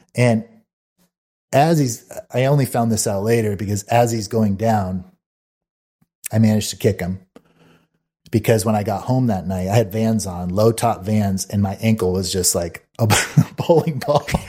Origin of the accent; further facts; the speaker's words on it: Mesa, Arizona, United States; where I grew up in Mesa, Arizona